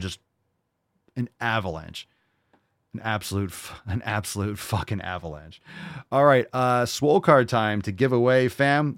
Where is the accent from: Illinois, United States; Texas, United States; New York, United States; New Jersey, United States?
New York, United States; New York City; I grew up in New York City. I was born in New York City. I was born in the village